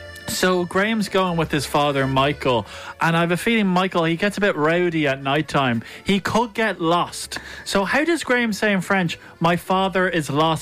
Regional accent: Dún Laoghaire, Leinster, Ireland; Dunleary? Yeah. That was where I was born and bred in Dunleary.

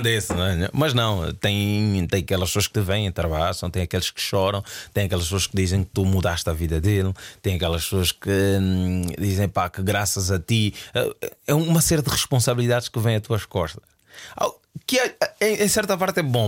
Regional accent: Luanda, Luanda Province, Angola; moved away; also born or lived in Portugal; eu saí do Sambizanga eh, e fui viver para a ilha de Luanda.

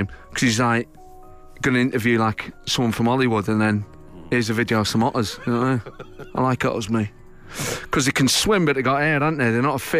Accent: Manchester, North West England, United Kingdom; You know, I grew up in Manchester, so that's all it was, you know.

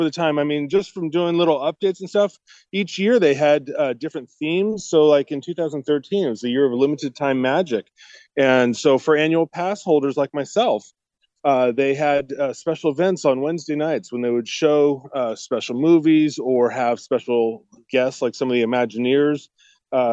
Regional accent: Southern California, United States; I grew up here in Southern California

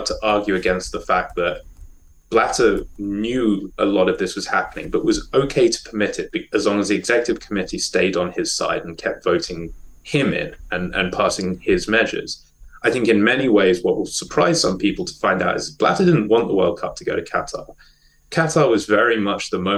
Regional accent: South Africa; moved away; I was born in South Africa and still support the South African national team

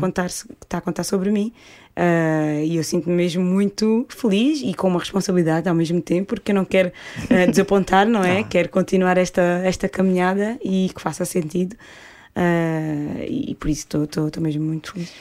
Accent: Portugal; nós, portugueses

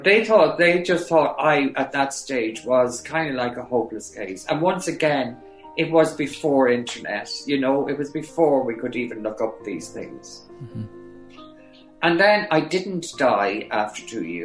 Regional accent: Granard, County Longford, Ireland; my hometown as …, with my sister there, my nieces there, family friends there

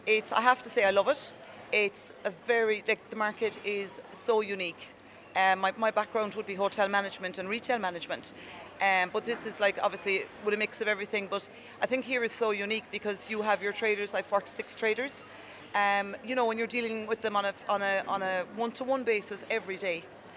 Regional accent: Schull, Munster, Ireland; I actually grew up, I'm actually from Skull in West Cork and I'm a farmer's daughter.

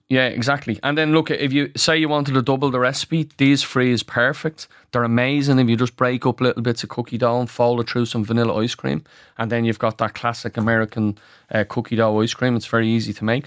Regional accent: Ireland; as Irish people

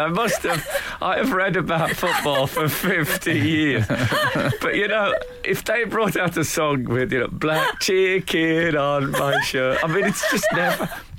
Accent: West Midlands, United Kingdom; I'm from the West Midlands

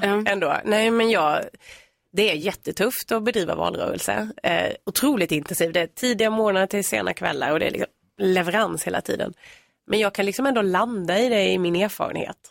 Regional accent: Värnamo, Jönköping County, Sweden; moved away as an adult; now in Nacka, Sweden; vi kommer ju från Värnamo i Småland, både jag och min man. Eh, men vi har ju bott här i tio år

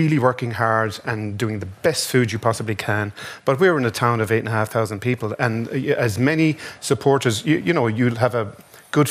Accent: Dungarvan, Munster, Ireland; also born or lived in London / Dublin; And it was in Dungarvan, which was kind of pretty inaccessible, which is compared to what it is now because there was no motorways. But it was my hometown.

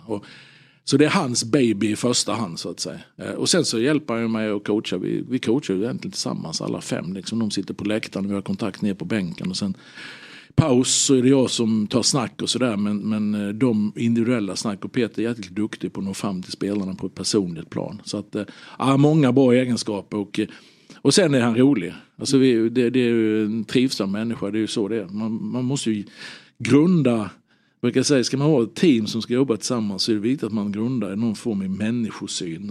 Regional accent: Halmstad, Halland County, Sweden; also born or lived in Norrköping; jag hade honom som gympalärare på, på Hallägarskolan hemma i Halmstad

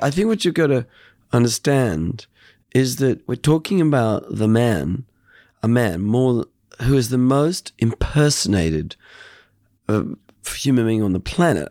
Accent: Australia; I'm an Australian

